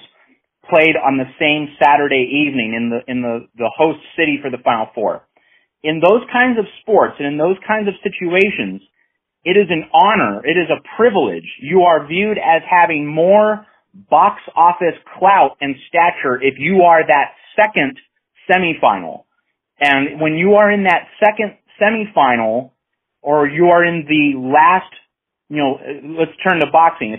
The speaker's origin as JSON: {"language": "English", "country": "United States", "said": "as an American"}